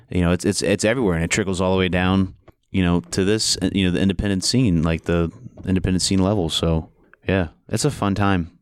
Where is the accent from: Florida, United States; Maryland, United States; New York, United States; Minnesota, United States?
Maryland, United States; moved away as an adult; also born or lived in Iowa; I was born and raised in Maryland